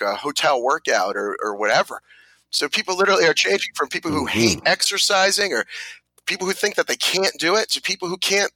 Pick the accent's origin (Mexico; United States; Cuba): United States; New Jersey; also born or lived in Brooklyn, New York; I was born in Brooklyn, like I think almost everybody else in New Jersey, and raised in New Jersey